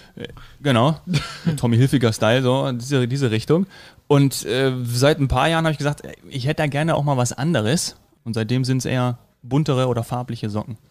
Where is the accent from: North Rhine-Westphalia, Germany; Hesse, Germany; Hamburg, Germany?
Hesse, Germany; now in Bavaria, Germany; gebürtiger Hesse, aber äh, das Herz wird immer bajuwarischer